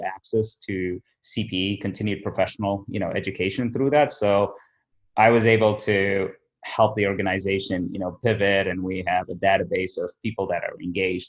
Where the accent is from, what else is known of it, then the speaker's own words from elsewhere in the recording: Abu Dhabi, United Arab Emirates; moved away as an adult; also born or lived in Somaliland; now in Chicago, United States; I was born in Somaliland in East Africa, you know, present day Somaliland. Um, but I grew up in um, Abu Dhabi in the Emirates.